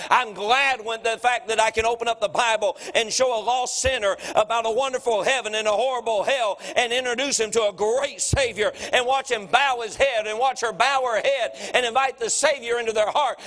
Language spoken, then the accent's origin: English; Durham, North Carolina, United States; I'm from Durham